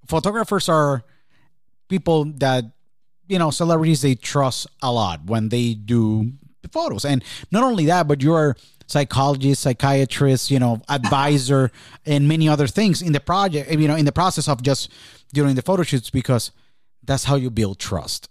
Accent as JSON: {"language": "English", "country": "Puerto Rico", "tie": "born or raised there", "said": "when I was born and raised in Puerto Rico"}